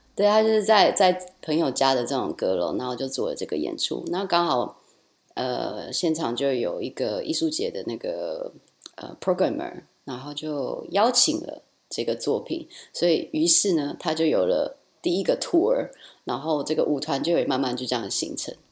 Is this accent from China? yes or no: no; Taichung, Taiwan; moved away as an adult; also born or lived in Rotterdam, Netherlands; now in Brussels, Belgium; 我是台中的女儿